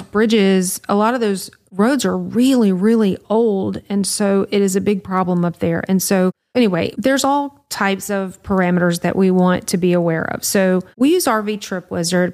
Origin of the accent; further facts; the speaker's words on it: Louisiana, United States; we're from Louisiana